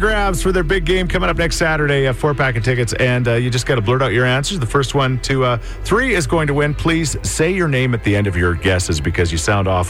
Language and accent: English; Canada; Where I grew up in Thoresby